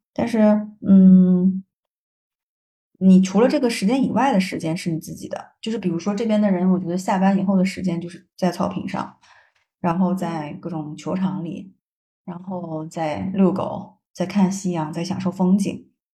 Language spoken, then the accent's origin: Chinese; China; moved away as an adult; now in Canada; 我们中国人